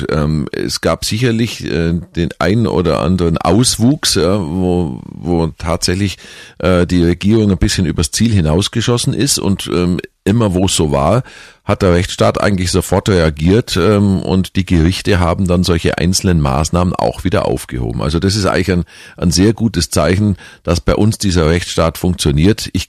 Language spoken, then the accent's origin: German; Kempten, Bavaria, Germany; war immer schon politisch interessierter Mensch, vor allem eben in meiner Heimat. Ähm, und da habe ich mich mal einfach in Kempten geärgert